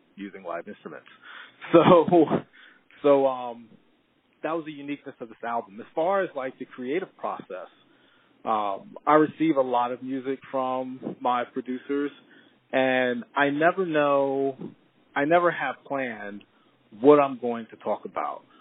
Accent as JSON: {"language": "English", "region": "East Coast", "country": "United States", "tie": "born or raised there", "said": "growing up on the East Coast"}